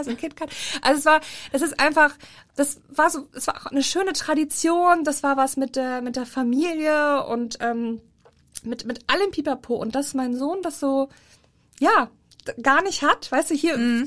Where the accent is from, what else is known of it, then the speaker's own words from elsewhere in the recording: Rhineland, Germany; moved away; als Rheinländer